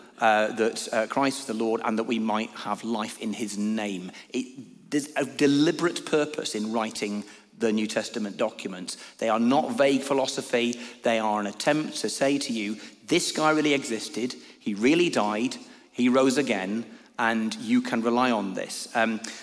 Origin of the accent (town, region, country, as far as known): Lancashire, North West England, United Kingdom; moved away as an adult; also born or lived in Newcastle